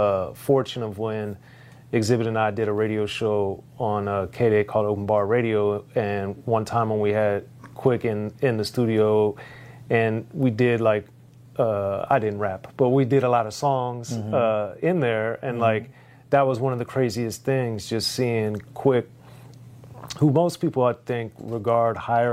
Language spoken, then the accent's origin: English; Maryland, United States; And I, even though I grew up in Maryland, I had the fortune of hearing some of the mixes that he did from K-Day